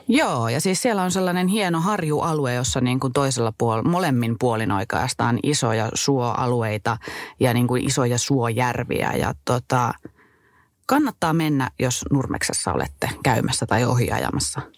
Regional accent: Kittilä, Lapland, Finland; accent: Kittilä dialect; moved away as an adult; Mä olen tosiaan täältä kotoisin. Kittilän kaukosesta asunut täällä 19 ensimmäistä vuotta elämässäni ja elämästäni.

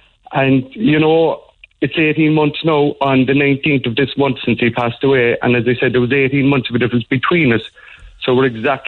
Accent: Cork, Munster, Ireland; Sean was from Blackrock and I was from Knocknaheeny

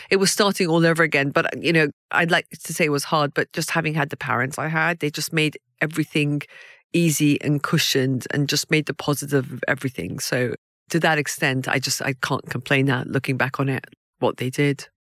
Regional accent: Iran; now in United Kingdom; I was born in Iran

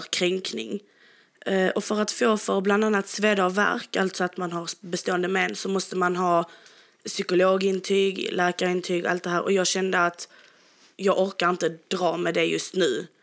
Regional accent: Sweden; vi är ju helt från Sverige

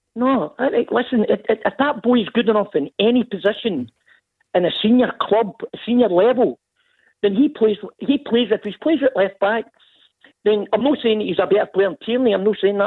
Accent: Scotland, United Kingdom; I'm a Scotsman through and through

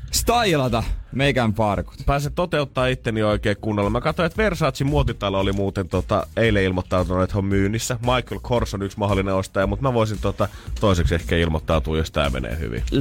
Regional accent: Ostrobothnia, Finland; Silloin kun minä kasvoin Pohjanmaalla, niin siellä ei mitään kahta hupparia käytetty päällekkäin.

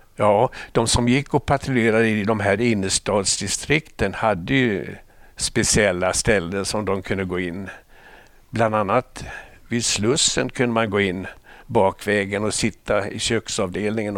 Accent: Småland Highlands, Sweden; moved away as an adult; also born or lived in Stockholm; Jag är uppväxt på småländska höglandet

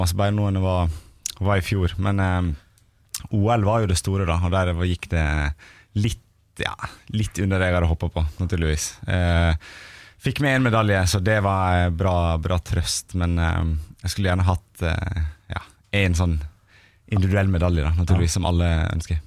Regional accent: Stryn, Vestland, Norway; moved away; also born or lived in Eastern Norway; jeg er nå fra Stryn

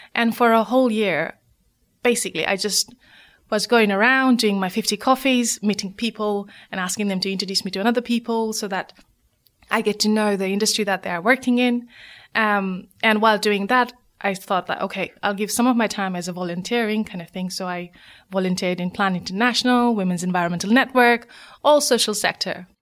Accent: Nepal; moved away as an adult; now in United Kingdom; my story of growing up in Nepal

